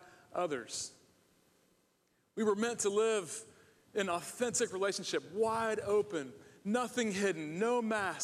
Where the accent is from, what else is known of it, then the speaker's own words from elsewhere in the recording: Ohio, United States; also born or lived in Michigan / California / Charlotte, North Carolina; now in Virginia Beach, United States; I grew up in Ohio, go Buckeyes.